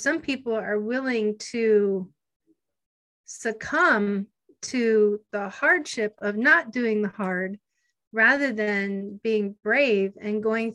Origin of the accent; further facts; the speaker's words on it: Erie, Pennsylvania, United States; also born or lived in Hawaii; I'm from Erie, PA. That's where I grew up, born and raised